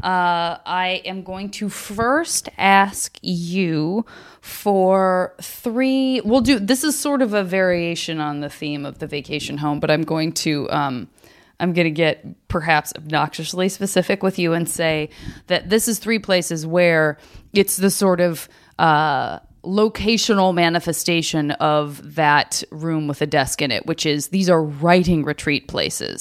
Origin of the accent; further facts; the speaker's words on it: Arizona, United States; growing up in Arizona